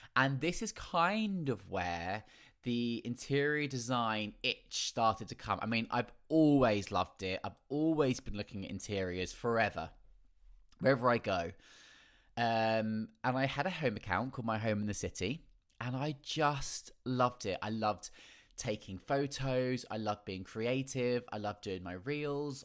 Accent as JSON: {"language": "English", "town": "Felixstowe", "region": "East of England", "country": "United Kingdom", "tie": "born or raised there", "also_born_or_lived": "London", "moved": "as an adult", "said": "I did lots of amateur dramatics in my hometown in Felixstowe"}